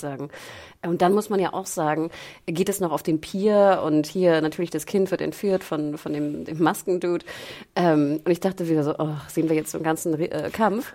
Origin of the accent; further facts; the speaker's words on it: Germany; als Deutsche denkst